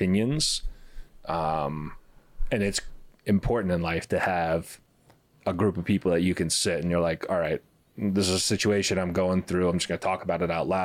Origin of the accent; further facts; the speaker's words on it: Miami, Florida, United States; I grew up here, I grew up in the South for a lot of my childhood, like North Florida, and, you know, but I was really like, my roots are here in Miami